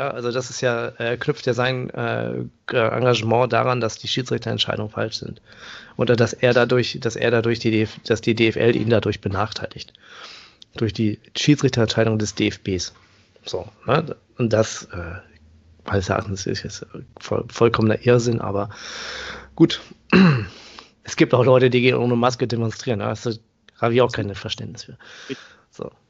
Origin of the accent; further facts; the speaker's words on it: Paderborn, North Rhine-Westphalia, Germany; born there; Also ähm, ich komme ja gebürtig aus Paderborn